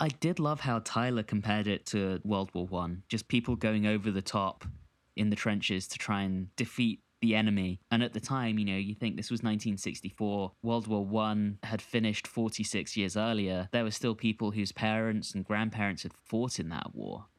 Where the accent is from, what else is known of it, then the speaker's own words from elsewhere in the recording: London, United Kingdom; growing up in London in the nineties and, and the two thousands